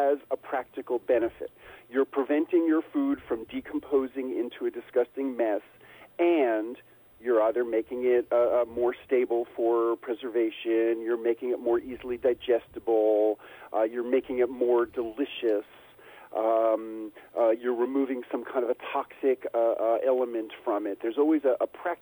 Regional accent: New York City, New York, United States; moved away as an adult; also born or lived in rural Tennessee; now in Tennessee, United States; I moved from New York City, where I also grew up, to rural Tennessee

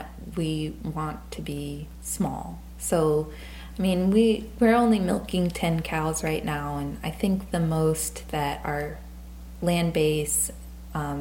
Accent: South Louisiana, United States; moved away; I grew up in South Louisiana

